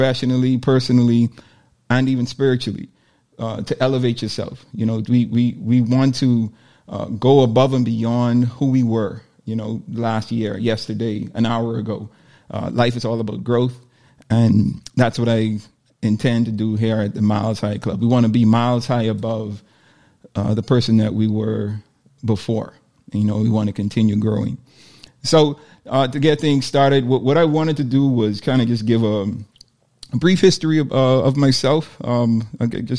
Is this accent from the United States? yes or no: no; Nassau, New Providence, Bahamas; I'm born and raised in Nassau, Bahamas.